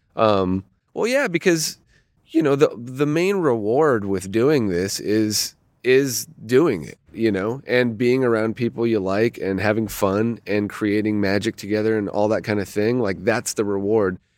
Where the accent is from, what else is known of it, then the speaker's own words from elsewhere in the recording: Toronto, Ontario, Canada; moved away as an adult; also born or lived in Los Angeles; I grew up in Toronto, uh, in Ontario, in Canada.